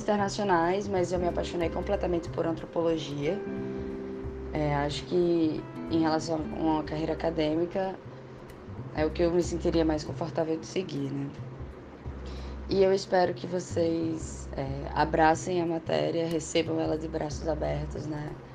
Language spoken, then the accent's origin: Portuguese; Natal, Rio Grande do Norte, Brazil; eu sou de Natal, né? Sou do Rio Grande do Norte, nordestina